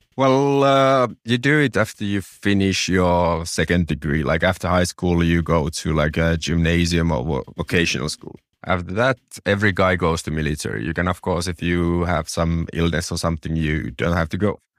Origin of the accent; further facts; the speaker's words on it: Finland; as a small town boy, I have to mention my hometown's claim to fame